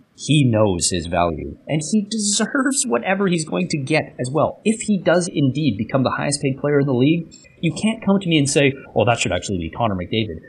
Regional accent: Canada; Canada Jindes, which means I'm Canadian

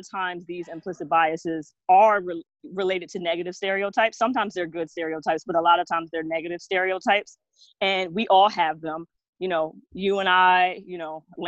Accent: New Jersey, United States; now in Pennsylvania, United States; based out of Pennsylvania, but I'm from New Jersey

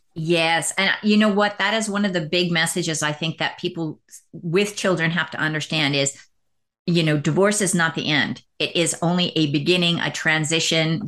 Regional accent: Canada; now in United States; I'm from Canada, but working in the United States.

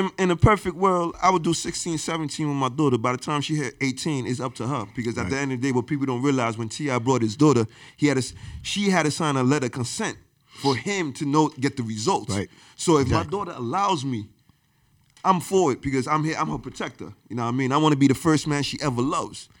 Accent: New York, United States; English is a second language; moved away; also born or lived in Haiti; growing up in New York, they used to call me Haitian booty scratcher, Haitian body odor mm. because I couldn't speak a lick of English.

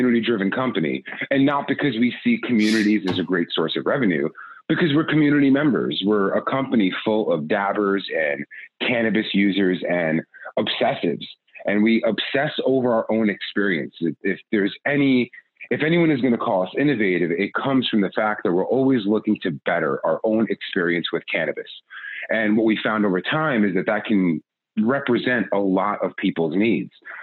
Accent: New York, United States; I'm a New Yorker

